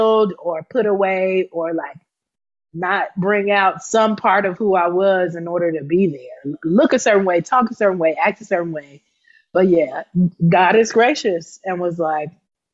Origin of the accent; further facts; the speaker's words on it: Atlanta, Georgia, United States; moved away; also born or lived in Akron, Ohio / Gary, Indiana; grew up in Atlanta because my father pastored there. He also pastored in Akron, Ohio